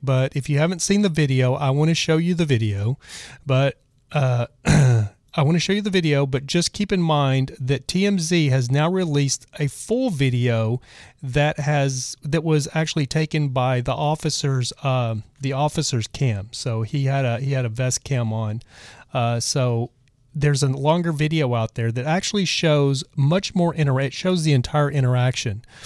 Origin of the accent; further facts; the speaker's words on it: Texas, United States; moved away; also born or lived in Los Angeles, California / Joshua Tree, California; I'm originally from Texas